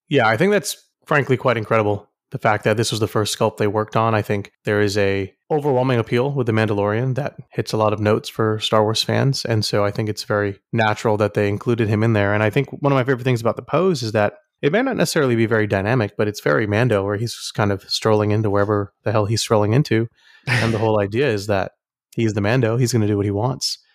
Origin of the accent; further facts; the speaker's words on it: Houston, Texas, United States; I'm from Houston